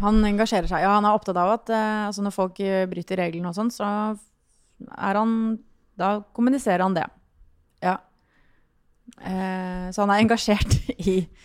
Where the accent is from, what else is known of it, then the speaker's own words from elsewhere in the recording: Sørlandet, Southern Norway, Norway; Jeg er jo fra Sørlandet